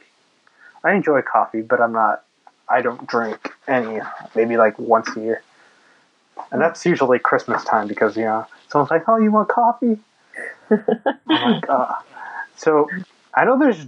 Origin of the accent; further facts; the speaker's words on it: United States; I'm just American